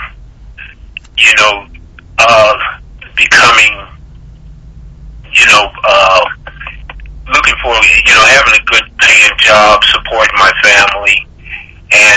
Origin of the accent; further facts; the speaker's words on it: Denver, Colorado, United States; moved away as an adult; I was born in Denver, Colorado. And I went to high school. My high school was George Washington High School.